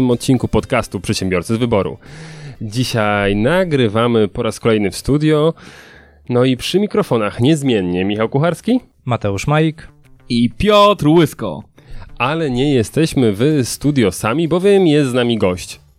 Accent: Sosnowiec, Silesian Voivodeship, Poland; Ja jestem z Sosnowca.

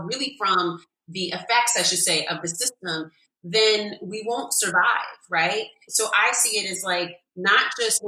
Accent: California, United States; now in New York, United States; I'm from California too, so I'm just used to like the sunshine every day.

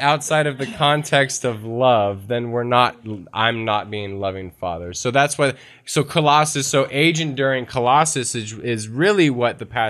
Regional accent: the South, United States; I don't know why I'm from the South

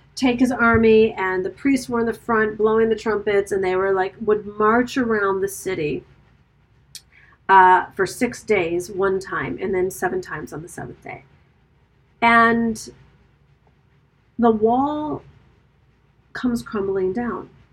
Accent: Birmingham, Michigan, United States; also born or lived in New York; now in Italy; my hometown

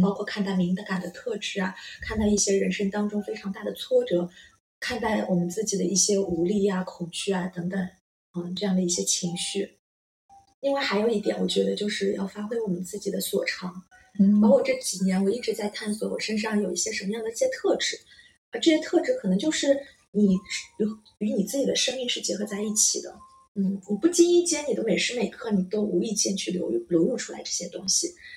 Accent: Shanghai, China; 我来自中国的上海。那之前呢，我其实从事的是金融行业，有十七年的经历

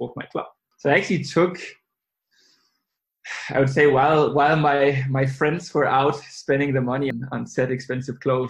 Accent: Denmark; now in London, United Kingdom; I'm originally from Denmark, but I now reside in London.

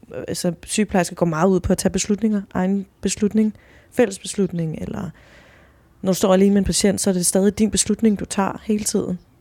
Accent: Chile; now in Denmark

